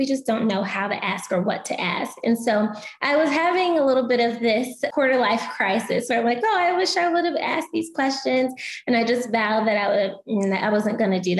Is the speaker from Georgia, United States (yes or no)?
yes; Atlanta, Georgia, United States; moved away as an adult; also born or lived in Louisiana; I was born and raised in Atlanta